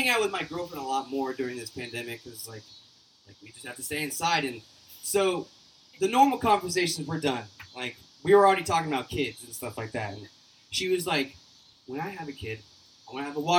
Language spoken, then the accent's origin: English; Oklahoma, United States; I am from Oklahoma. I am an Okie